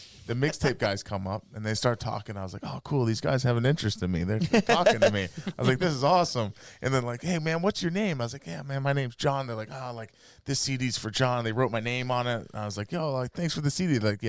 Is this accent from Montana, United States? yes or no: yes; Montana, United States; born or raised there